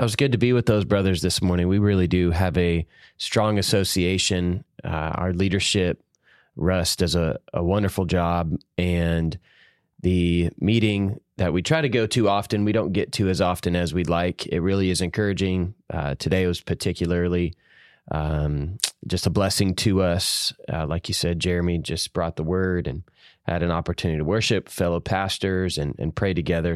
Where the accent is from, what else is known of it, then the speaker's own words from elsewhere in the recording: Georgia, United States; moved away as an adult; now in Savannah, Tennessee, United States; I'm from Georgia